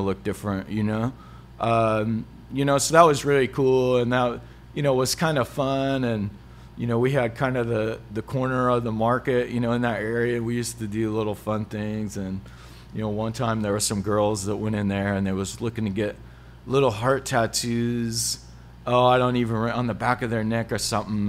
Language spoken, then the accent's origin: English; Hutchinson, United States; growing up in Hutchinson